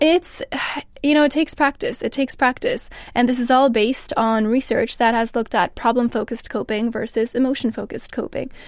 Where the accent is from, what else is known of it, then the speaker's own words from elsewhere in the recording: Canada; now in England; so I'm from Canada